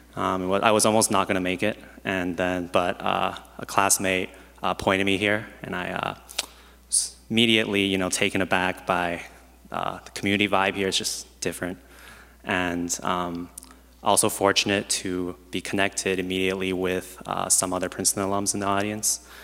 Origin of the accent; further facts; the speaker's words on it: Beijing, China; also born or lived in Vancouver, Canada; now in Chicago, United States; I was born in Beijing, China